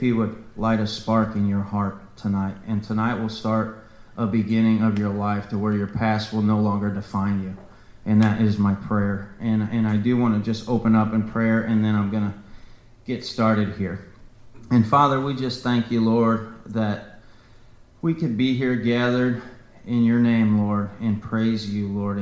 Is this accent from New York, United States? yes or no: no; Jefferson County, Missouri, United States; also born or lived in St. Louis, Missouri; I was born in St. Louis, Missouri. I grew up in Jefferson County, so I'm a Jeffco boy.